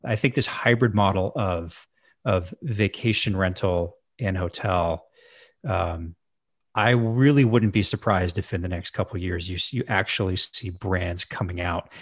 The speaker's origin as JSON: {"language": "English", "town": "Edmonton", "region": "Alberta", "country": "Canada", "tie": "born or raised there", "also_born_or_lived": "Victoria, British Columbia", "moved": "as an adult", "said": "I moved back to my hometown of Edmonton, Alberta"}